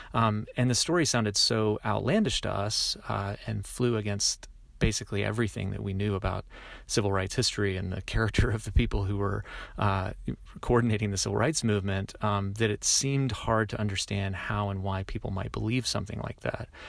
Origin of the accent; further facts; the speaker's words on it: the South, United States; I am a Southerner myself